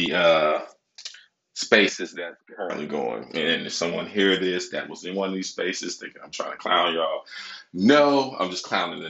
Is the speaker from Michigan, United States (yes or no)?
yes; Michigan, United States; Now, I'm from Michigan, right?